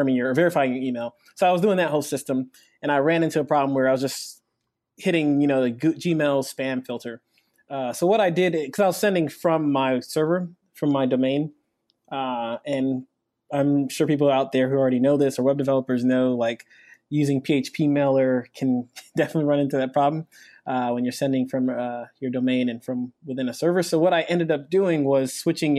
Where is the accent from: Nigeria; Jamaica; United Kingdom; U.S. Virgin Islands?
Nigeria; moved away; I'm actually from Nigeria. I'm not from America